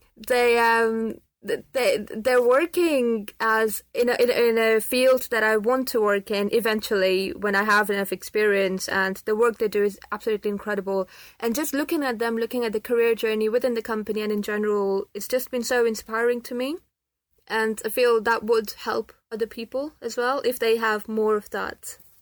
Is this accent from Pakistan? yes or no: yes; Pakistan; now in United Kingdom; I'm from Pakistan and I'm a Muslim